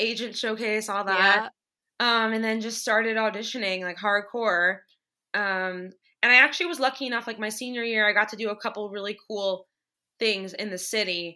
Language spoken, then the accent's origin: English; New York, United States; I grew up in New York, so I was just always around, you know, the whole Broadway scene